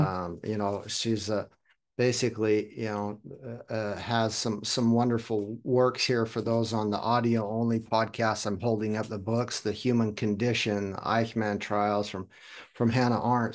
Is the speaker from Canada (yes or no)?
no; Germany; also born or lived in United States; I was born in America, but I'm a, consider myself a global citizen also. Kinda grew up in Germany, but have family all over the world